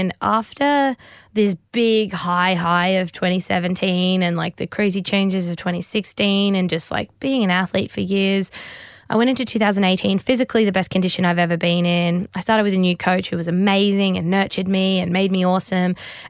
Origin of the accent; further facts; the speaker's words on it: Australia; I'm also stoked as an Australian.